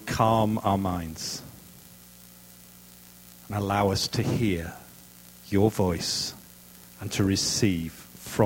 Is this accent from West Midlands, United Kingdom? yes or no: no; Yorkshire and the Humber, United Kingdom; moved away as an adult; also born or lived in Cambridge, England; now in Kelowna, Canada; I'm not from Worcestershire. I'm from Yorkshire. God's own country.